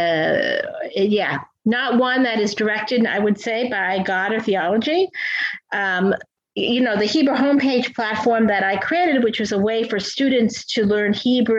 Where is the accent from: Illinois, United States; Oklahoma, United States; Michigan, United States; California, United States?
California, United States; moved away as an adult; also born or lived in New York; I am originally from California.